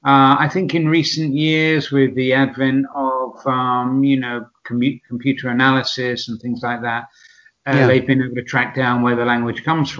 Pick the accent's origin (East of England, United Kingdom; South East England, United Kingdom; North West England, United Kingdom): East of England, United Kingdom; Southend-on-Sea; moved away as an adult; also born or lived in Cardiff, Wales; now in San Sebastian, Spain; I'm originally from Southend-on-Sea in Essex